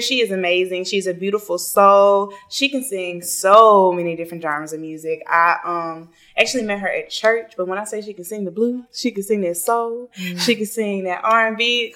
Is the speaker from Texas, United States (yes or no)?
no; Memphis, Tennessee, United States; I'm from Memphis